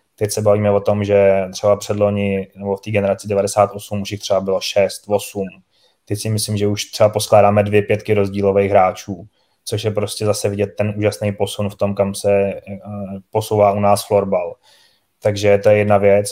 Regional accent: Czechia; My máme obrovskou výhodu jako Češi

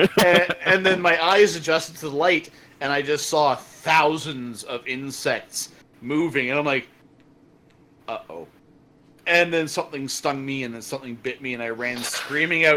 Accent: Canada; as a Canadian

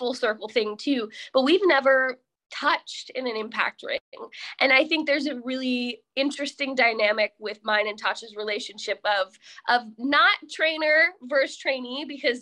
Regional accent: Jefferson Township, New Jersey, United States; moved away; I'm from Lake Apacon, so that's like our diner. Lake Apacon, Jefferson Township

